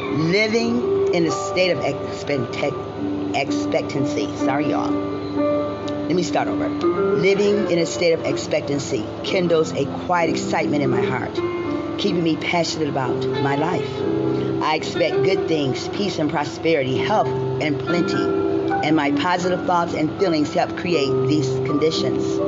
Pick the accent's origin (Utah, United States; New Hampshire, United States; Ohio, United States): Ohio, United States; I'm from Ohio, my home state.